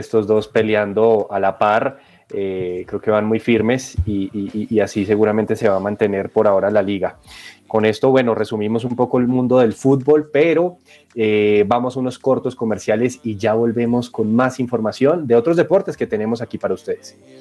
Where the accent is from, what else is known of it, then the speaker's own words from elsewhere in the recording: Colombia; nosotros como colombianos